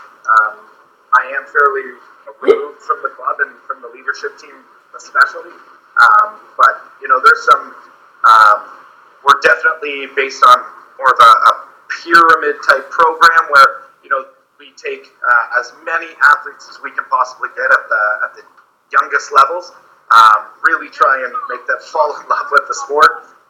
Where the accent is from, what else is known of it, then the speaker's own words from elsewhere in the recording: Uxbridge, Ontario, Canada; also born or lived in North Bay; I was born and raised in Uxbridge